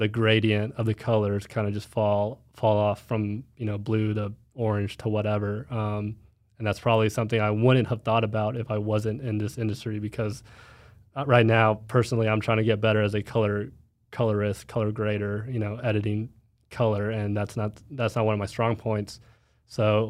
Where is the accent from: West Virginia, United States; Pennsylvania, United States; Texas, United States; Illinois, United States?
Texas, United States; Dallas; I'm from Dallas